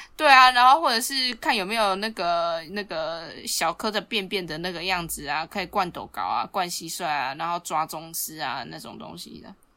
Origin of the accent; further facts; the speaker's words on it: Taiwan; 其实我们台湾人是有两个父亲节可以过的哦